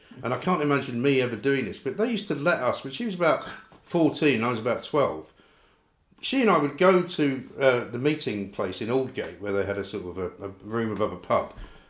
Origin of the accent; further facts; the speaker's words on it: London, United Kingdom; Well, you see, I grew up in North London, right? From Scottish parents.